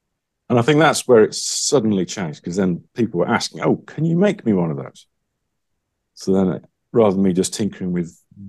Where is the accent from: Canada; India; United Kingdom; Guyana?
United Kingdom; Wales; Steve Hubbeck was sort of the closest to me, I guess, in terms of being a British person from Wales.